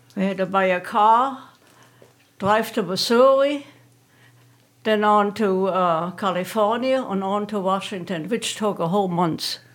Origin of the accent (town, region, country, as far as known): Germany; born or raised there; now in United States